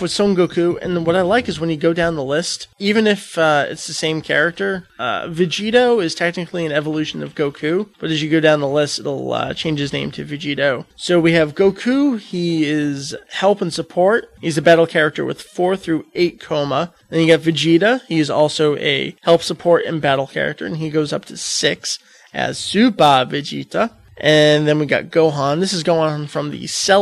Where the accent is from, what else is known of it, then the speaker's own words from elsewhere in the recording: United States; I'm American